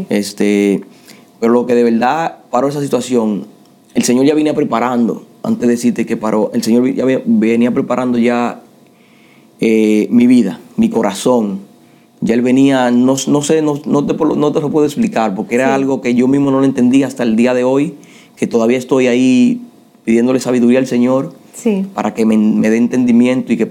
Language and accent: Spanish; New York, United States; now in Florida, United States; me crié en Nueva York, desde los 14 cuando vine para acá hasta ahora. Yo lo que tengo en Florida son, voy para cuatro años.